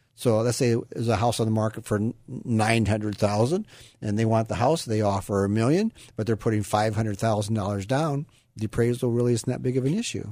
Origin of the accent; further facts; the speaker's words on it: Iowa, United States; now in Sacramento area, United States; I grew up in Iowa, and, you know, I always say Iowa is a great place to be from